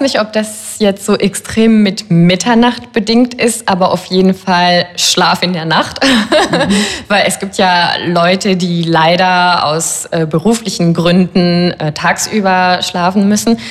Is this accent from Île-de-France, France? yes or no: yes; Paris, Île-de-France, France; ich bin ja Französin